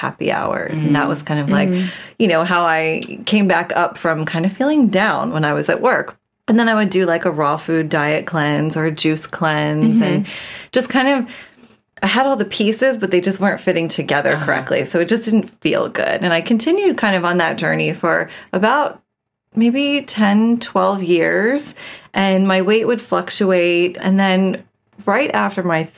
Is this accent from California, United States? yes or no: no; New Jersey, United States; moved away; I grew up in New Jersey. I'm from the East Coast originally